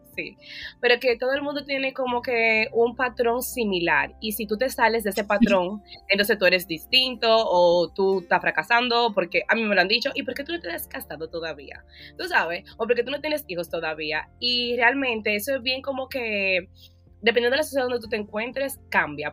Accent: Dominican Republic; now in United States; como buena latina y buena dominicana

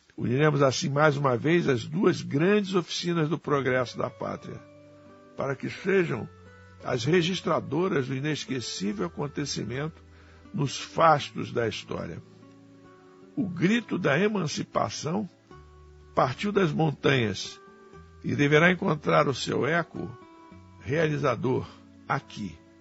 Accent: Brazil

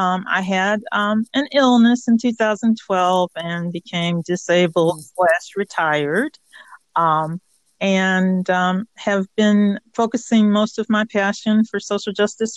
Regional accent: Chicago, Illinois, United States; moved away as an adult; now in Baltimore, United States; I was born in Baltimore, but I lived most of my life in Chicago and went to college there

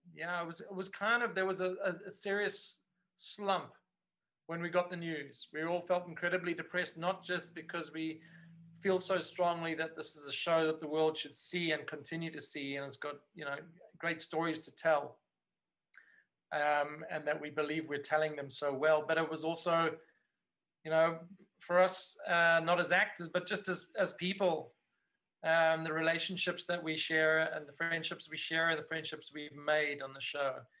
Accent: Cape Town, Western Cape, South Africa; working on on you know a show like this of this quality in my hometown

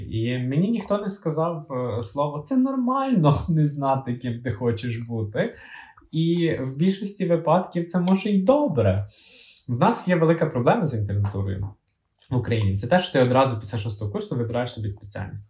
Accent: Kyiv, Ukraine; ми з Києва з Наталією

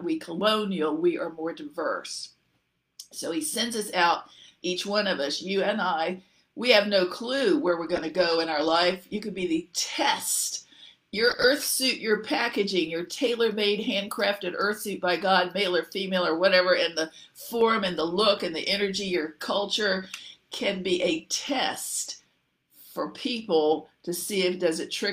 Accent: Central Virginia, United States; also born or lived in Alabama / Louisville, Kentucky / Dallas-Fort Worth, Texas; I was born in Alabama, but didn't stay there long. We went up to Kentucky for my father to go to graduate from the Louisville, Kentucky Seminary, Baptist Seminary. And then we moved up to Virginia. And I had thought Central Virginia, where I lived there 30 years

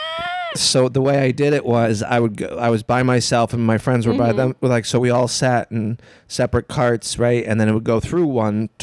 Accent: Illinois, United States; I'm from Illinois

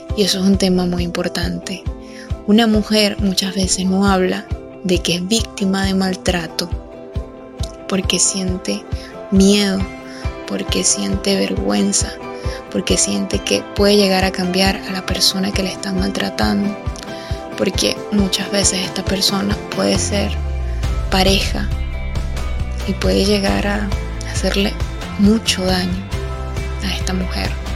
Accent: Venezuela; asistí a lo que sería su entierro en mi país, Venezuela.

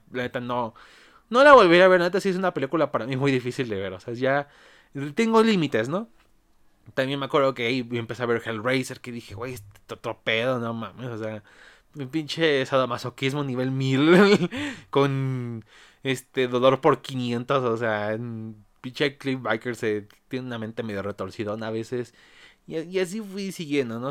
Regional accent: Mexico; aquí en mi país México

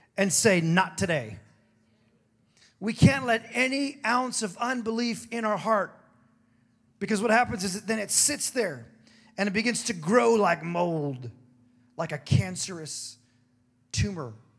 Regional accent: Hawaii, United States; also born or lived in San Diego, California; I was born in California, lived in San Diego till I was seven, and I was raised in Hawaii.

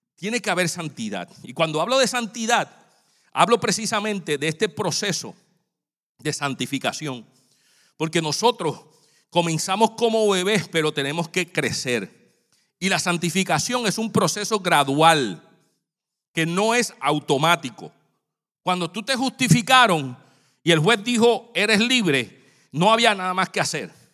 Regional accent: San Juan, Puerto Rico; moved away; yo cuando era niño, yo estaba, vivía en Santurce, Puerto Rico

